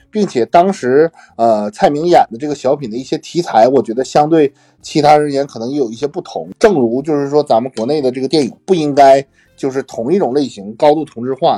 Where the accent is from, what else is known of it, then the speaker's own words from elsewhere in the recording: Northeast China, China; 我作为一个东北人